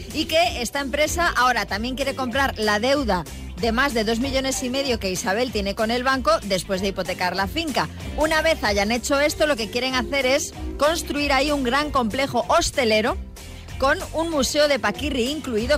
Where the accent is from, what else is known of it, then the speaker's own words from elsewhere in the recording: Esplugues de Llobregat, Catalonia, Spain; Que es de mi pueblo, Javi, que yo soy de Esplugas también.